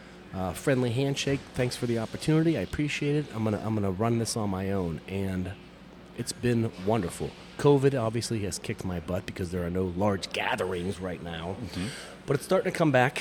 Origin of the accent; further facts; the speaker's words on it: Youngstown, Ohio, United States; I've lived in Youngstown, Ohio, all my life. Like Schwabel's bread, born and bred.